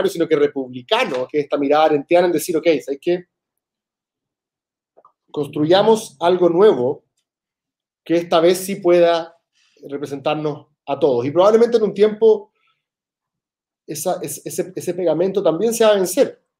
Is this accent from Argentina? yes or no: yes; Argentina; Sí, yo en ese sentido soy súper argentino